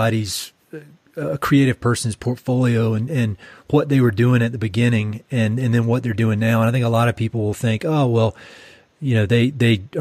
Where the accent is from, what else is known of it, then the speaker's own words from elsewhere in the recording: North Carolina, United States; moved away; I'm from North Carolina originally